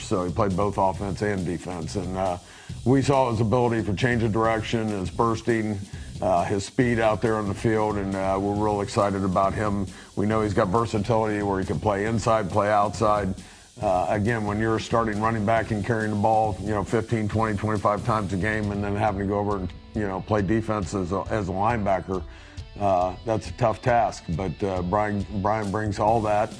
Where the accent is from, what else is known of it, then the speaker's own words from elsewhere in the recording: Central Ohio, United States; moved away; Growing up in the Central Ohio area